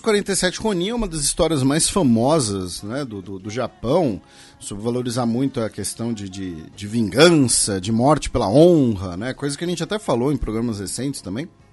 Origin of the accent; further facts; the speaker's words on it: Brazil; nós brasileiros